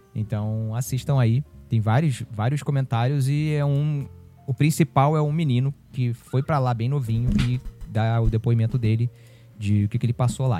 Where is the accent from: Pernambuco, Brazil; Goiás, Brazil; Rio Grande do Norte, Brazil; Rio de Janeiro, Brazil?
Rio de Janeiro, Brazil; São Gonçalo; ela faz parte do imaginário de São Gonçalo, né? De onde eu cresci